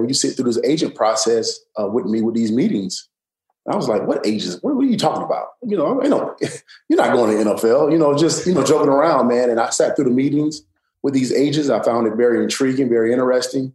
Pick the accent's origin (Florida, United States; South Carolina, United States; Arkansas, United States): South Carolina, United States; Woodruff; being from a small town in South Carolina, single parent home